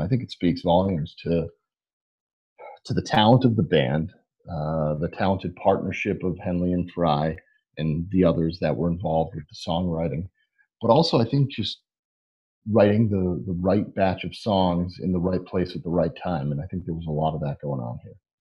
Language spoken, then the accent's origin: English; Northeast, United States; Northeast living where we grew up